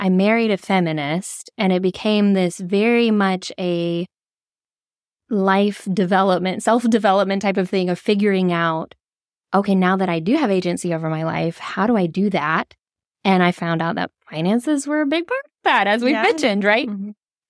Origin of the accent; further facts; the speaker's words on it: Georgia, United States; I was raised in the South, in Georgia. Very proud of that fact